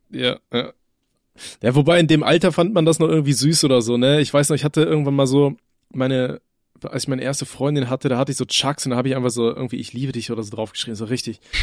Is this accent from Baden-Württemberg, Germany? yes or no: no; North Rhine-Westphalia, Germany; bei uns in NRW